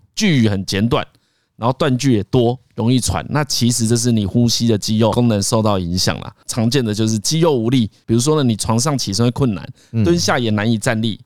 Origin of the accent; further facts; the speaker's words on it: Changhua County, Taiwan; 我彰化人嘛